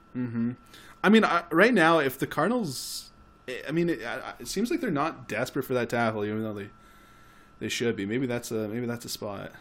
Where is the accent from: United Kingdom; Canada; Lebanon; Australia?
Canada; we're Canadian.